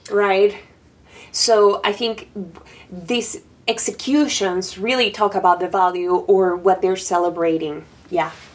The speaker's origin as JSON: {"language": "English", "country": "Panama", "second_language": "English", "moved": "yes", "lives_now": "New York, United States", "said": "I'm from Panama"}